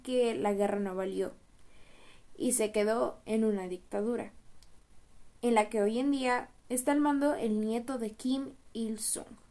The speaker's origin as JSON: {"language": "Spanish", "country": "Mexico", "said": "como mexicanos tenemos que aprovechar nuestro país"}